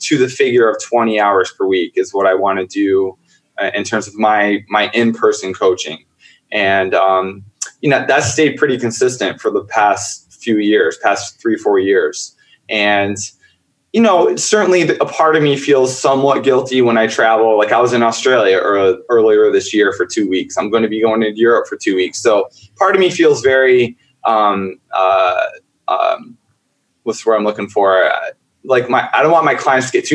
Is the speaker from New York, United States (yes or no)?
yes; upstate New York, United States; I grew up in a very, very, very, very small town in upstate New York